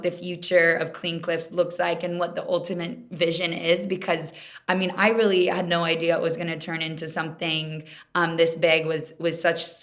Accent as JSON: {"language": "English", "town": "Kansas City", "country": "United States", "also_born_or_lived": "Minnesota", "moved": "yes", "said": "I'm from Kansas City originally. I didn't grow up around the ocean or water"}